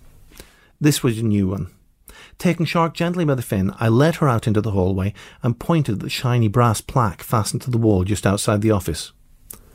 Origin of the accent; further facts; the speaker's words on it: Northern Ireland, United Kingdom; growing up in Northern Ireland